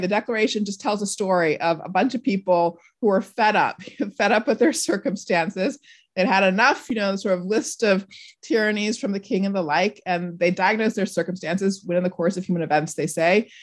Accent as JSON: {"language": "English", "region": "Southern California", "country": "United States", "tie": "born or raised there", "said": "I was also from a really big family, an extended family growing up in Southern California"}